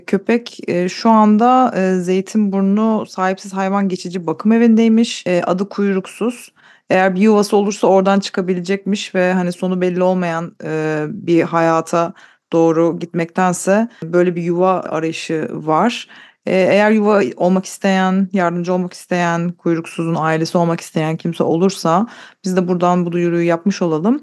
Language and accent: Turkish; Istanbul, Turkey; moved away as an adult; now in United Kingdom; İstanbul'dan Türkiye'den geldiğimi söyleyince